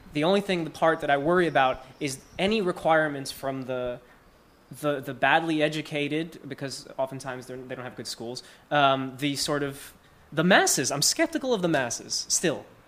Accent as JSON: {"language": "English", "town": "Newark", "region": "New Jersey", "country": "United States", "said": "I come from Newark."}